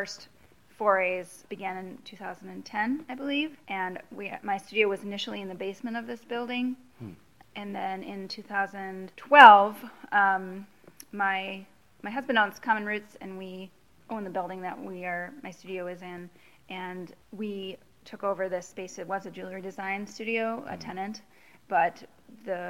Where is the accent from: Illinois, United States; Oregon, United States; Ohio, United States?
Illinois, United States; Oak Park; moved away as an adult; also born or lived in St. Paul; now in Minneapolis, United States; I grew up just outside of Chicago in Oak Park, Illinois, and I came to Minnesota to go to college